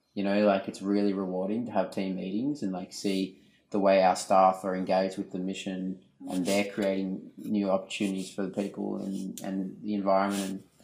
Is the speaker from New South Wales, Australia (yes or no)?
no; Melbourne, Victoria, Australia; now in Western Australia, Australia; I grew up in Melbourne, but came over to WA.